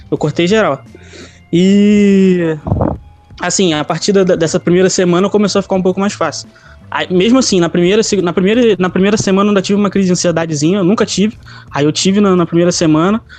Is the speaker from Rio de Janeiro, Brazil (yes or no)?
yes; Rio de Janeiro, Brazil; porque eu sou parecido com, o pagodeiro. Eu tenho 19 anos e sou do Rio